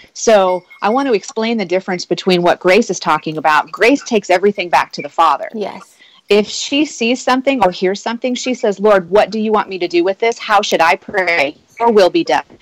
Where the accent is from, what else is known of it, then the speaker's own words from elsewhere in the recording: Nebraska, United States; I grew up in in a, in a, the heartland of America. I was practically born a Christian because it's what you do. I'm from Nebraska.